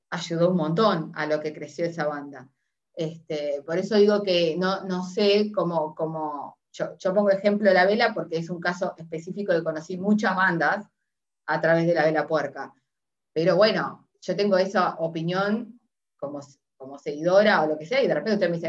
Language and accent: Spanish; Montevideo, Uruguay; now in Buenos Aires, Argentina; soy montevideana. Y antes me parecía que Montevideo era gigante, o sea, ya somos, la capital, o sea que somos gigantes.